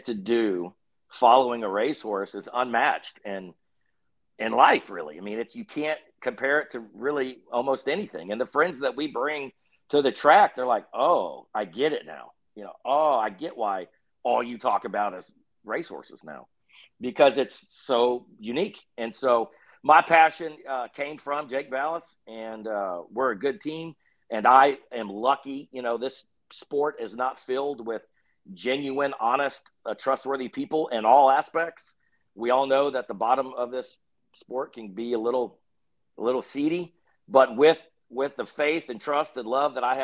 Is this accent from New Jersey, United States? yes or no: no; Texas, United States; we're just idiots from Texas